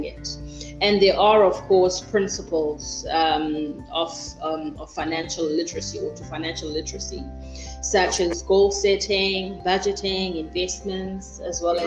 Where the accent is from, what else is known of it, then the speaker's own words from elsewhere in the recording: Mthatha, Eastern Cape, South Africa; I was born and bred in Mthatha